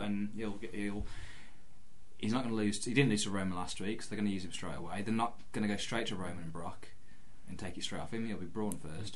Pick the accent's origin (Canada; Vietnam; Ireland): Ireland; I'm Irish.